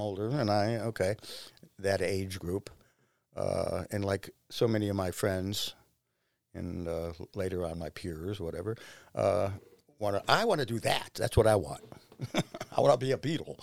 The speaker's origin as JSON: {"language": "English", "town": "Shaker Heights", "region": "Ohio", "country": "United States", "tie": "born or raised there", "said": "I grew up in Shaker Heights"}